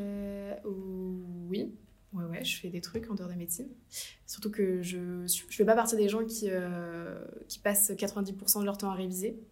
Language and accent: French; Asnières-sur-Seine, Île-de-France, France; also born or lived in Paris; je suis née à Paris